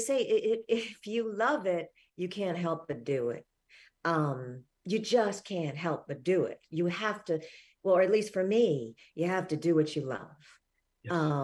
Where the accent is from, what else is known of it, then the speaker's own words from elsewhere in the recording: Richmond, Virginia, United States; also born or lived in Philadelphia; now in New York City, United States; I was born in Richmond, Virginia